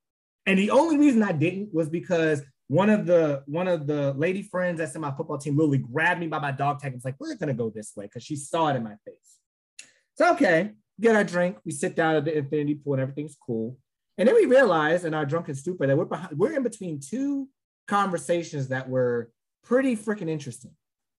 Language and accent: English; Chicago, Illinois, United States; I'm from the South Side of Chicago.